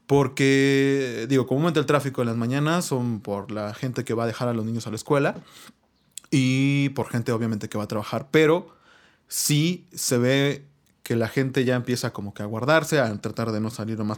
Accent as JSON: {"language": "Spanish", "town": "Huatulco", "region": "Oaxaca", "country": "Mexico", "said": "somos de Huatulco. No, no, no, somos de Huatulco, obviamente, ¿no?"}